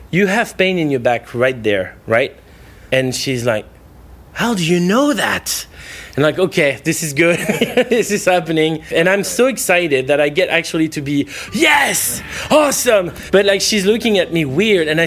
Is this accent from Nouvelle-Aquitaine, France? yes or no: yes; Nouvelle-Aquitaine, France; I'm from France actually originally from the southwest of France, uh, like near Bordeaux.